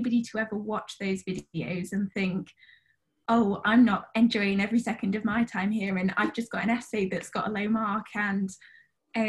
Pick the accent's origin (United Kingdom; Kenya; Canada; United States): United Kingdom; Sheffield, Yorkshire and the Humber; moved away as an adult; now in Oxford, United Kingdom; I'm originally from Sheffield in the UK